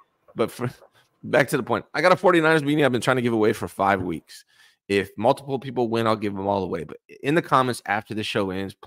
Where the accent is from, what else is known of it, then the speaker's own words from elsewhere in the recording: Concord, California, United States; also born or lived in near Loomis, California; I was born in Concord, born and raised in Concord, California.